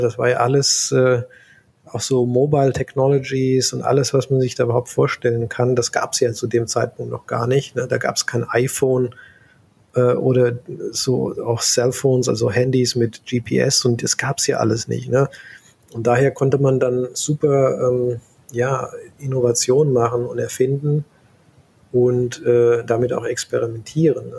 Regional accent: Central Hesse, Germany; moved away as an adult; also born or lived in California, United States; ich komme ursprünglich aus Mittelhessen, ne, in der Gegend mhm. Wetzlar Gießen

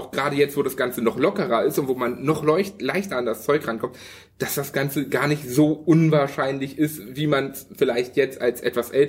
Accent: Hanover, Lower Saxony, Germany; Ich, ich, ich komme ja aus Hannover

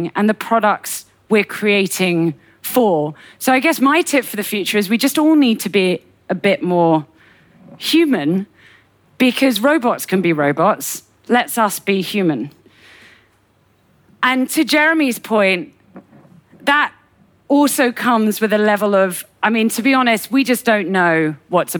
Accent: United Kingdom; as a Brit

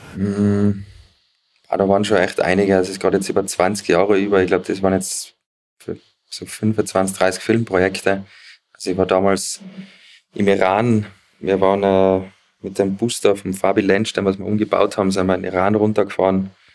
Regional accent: Zillertal, Tyrol, Austria; ich komme aus dem Zillertal, bin mittlerweile 38

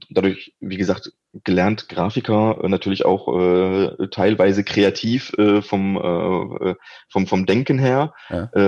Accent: Wallonia, Belgium; Also wenn man im, im deutschsprachigen Raum in Belgien aufwächst, äh, geht man normalerweise aus dem Abitur

